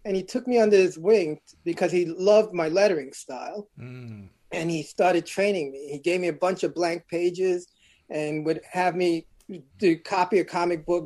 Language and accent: English; New York City, New York, United States; I'm originally from Brooklyn, New York, born in Bedford-Stuyvesant